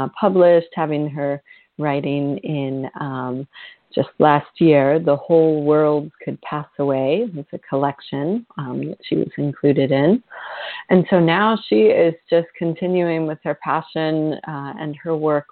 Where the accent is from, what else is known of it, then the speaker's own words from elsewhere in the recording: Vermont, United States; my home state of Vermont, where I grew up.